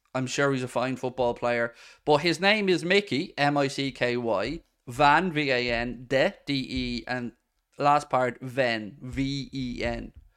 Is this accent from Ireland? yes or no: yes; Ireland; I'm from Ireland